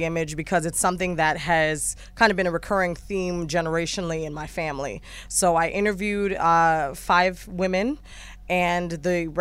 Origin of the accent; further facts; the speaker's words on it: New Jersey, United States; also born or lived in Chicago / Philadelphia; now in Los Angeles, United States; I'm actually originally, I have to just say, from Jersey.